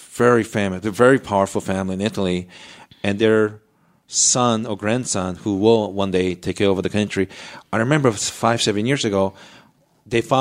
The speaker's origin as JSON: {"language": "English", "country": "Japan", "tie": "born or raised there", "moved": "yes", "said": "my neighborhood when I was growing up in Japan"}